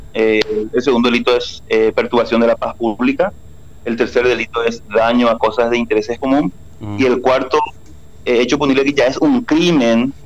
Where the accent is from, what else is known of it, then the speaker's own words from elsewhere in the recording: Paraguay; como paraguayos, como ciudadanos